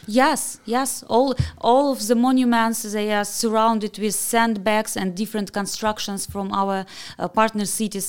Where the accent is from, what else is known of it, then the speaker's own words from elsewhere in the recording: Kharkiv, Kharkiv Oblast, Ukraine; I'm so proud that I'm from Kharkiv.